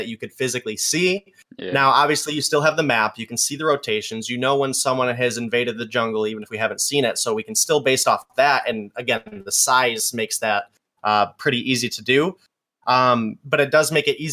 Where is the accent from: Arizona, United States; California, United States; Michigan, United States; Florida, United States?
Michigan, United States; I'm from Michigan